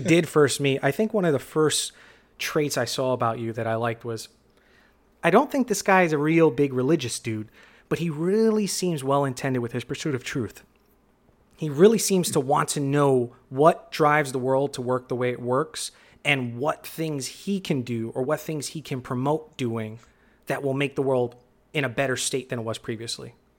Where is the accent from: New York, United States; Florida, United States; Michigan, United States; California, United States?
New York, United States; New York City; born and raised in the Bronx